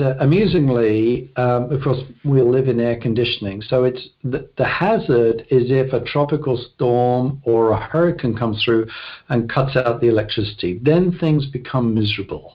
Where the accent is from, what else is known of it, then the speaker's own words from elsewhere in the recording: London, United Kingdom; moved away; Born and raised in London, West London specifically. The town was called South Harrow, which is a suburb of London